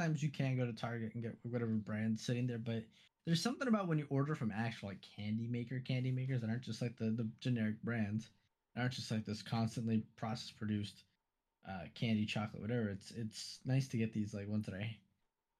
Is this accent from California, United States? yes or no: yes; California, United States; as a Californian